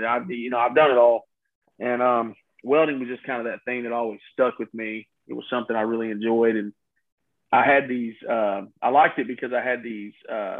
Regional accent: Houma, Louisiana, United States; I'm 33, and I am from Houma, Louisiana.

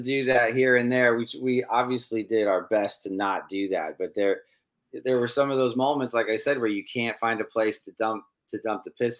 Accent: California, United States; As a kid growing up in California

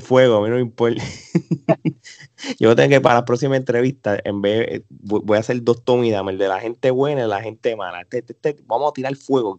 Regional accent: Puerto Rico; ahora nosotros somos tres puertorriqueños

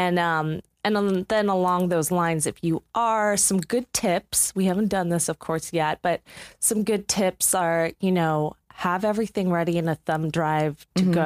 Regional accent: East Coast, United States; now in Los Angeles, United States; We're from the East

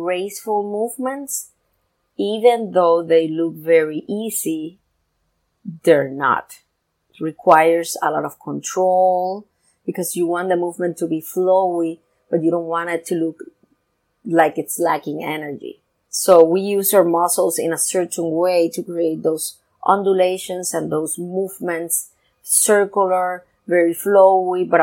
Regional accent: Puerto Rico; I come from Puerto Rico

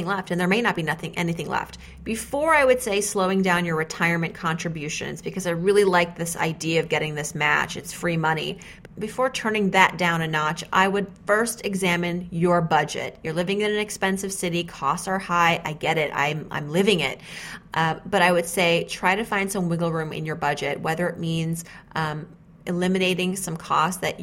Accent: New England, United States; We're from New England

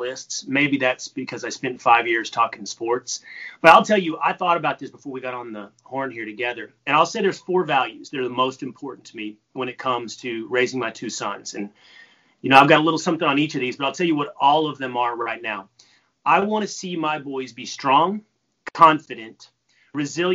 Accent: Texas, United States; I'm from Texas

